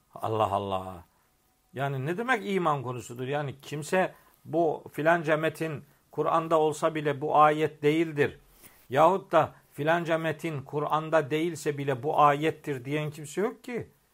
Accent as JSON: {"language": "Turkish", "area": "Eastern Black Sea", "region": "Black Sea Region", "country": "Turkey", "said": "Bizim oralarda çok anlatılır bu memlekette, Trabzon'da, Rize'de"}